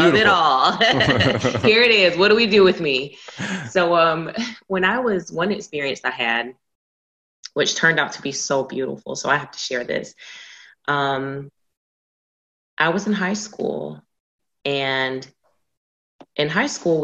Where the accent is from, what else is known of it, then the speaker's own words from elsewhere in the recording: Georgia, United States; now in Texas, United States; born and raised in Georgia